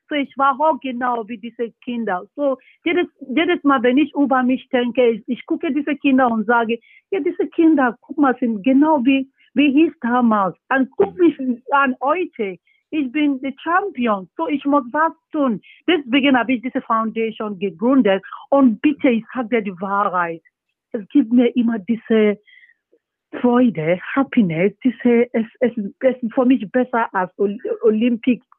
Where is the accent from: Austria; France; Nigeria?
Nigeria; German is a second language; Ja, bei uns in Nigeria, es gibt so viele Talente, ne? Aber jedes Mal, wenn ich nach Nigeria gehe, ich sehe diese, so viele Jungs, junge Leute